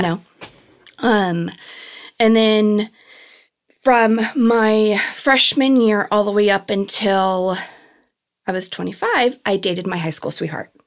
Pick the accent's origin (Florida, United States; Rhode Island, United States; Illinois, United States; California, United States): California, United States; Chino; also born or lived in Norwalk / Downey; I loved growing up in Chino